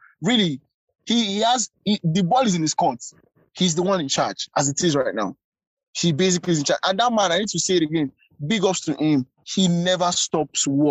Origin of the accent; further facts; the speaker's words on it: Lagos, Nigeria; I grew up in Lagos, I grew up in Bariga, I'm a Bariga boy